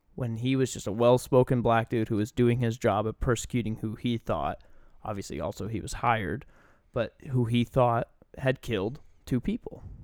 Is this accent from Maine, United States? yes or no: yes; Maine, United States; moved away as an adult; also born or lived in Charlotte, North Carolina; I'm from Maine, you know, it's ninety-nine percent white